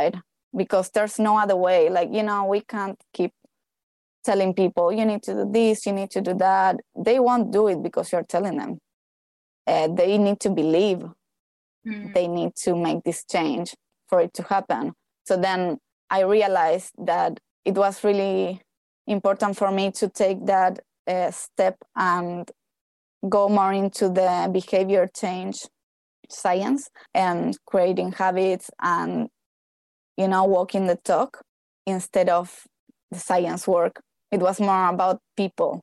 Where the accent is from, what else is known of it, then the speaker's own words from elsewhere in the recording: Argentina; moved away as an adult; also born or lived in Hawaii / Australia; now in Queenstown, New Zealand; I am from Argentina